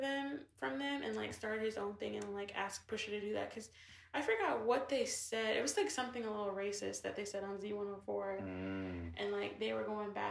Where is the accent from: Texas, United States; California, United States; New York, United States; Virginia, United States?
Virginia, United States; I don't mind being from here.